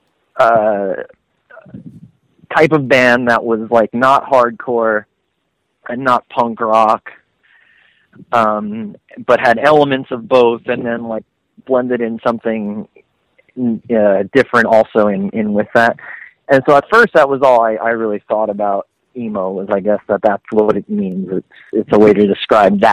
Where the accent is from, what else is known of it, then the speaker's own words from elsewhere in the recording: Long Island, New York, United States; growing up on Long Island and being able to go into New York City